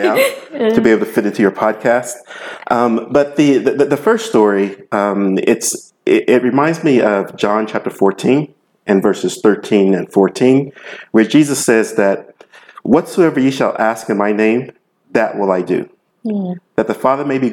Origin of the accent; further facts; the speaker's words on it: Huntsville, Alabama, United States; moved away; also born or lived in Tennessee; I lived in many different places, but originally I'm from Huntsville, Alabama.